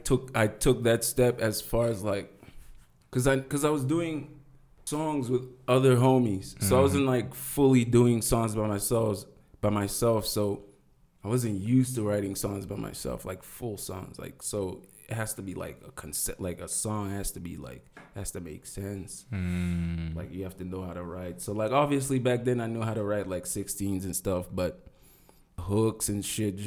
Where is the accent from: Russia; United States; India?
Russia; born there; I'm an exile kid.